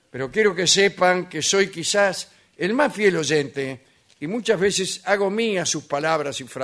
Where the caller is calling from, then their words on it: San Martín, Argentina; de San Martín.